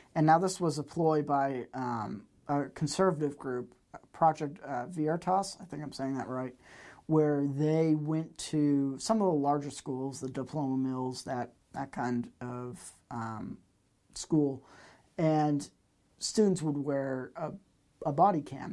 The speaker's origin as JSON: {"language": "English", "region": "Massachusetts", "country": "United States", "tie": "born or raised there", "said": "growing up in Massachusetts"}